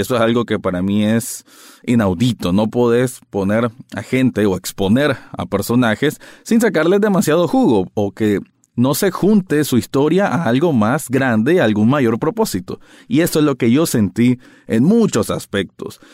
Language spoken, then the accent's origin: Spanish; Nicaragua; como espectador nicaragüense